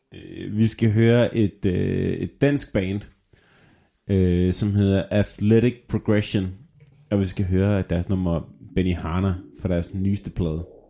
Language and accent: Danish; Southern Jutland, Southern Denmark, Denmark; moved away; jeg er jo fra Sønderjylland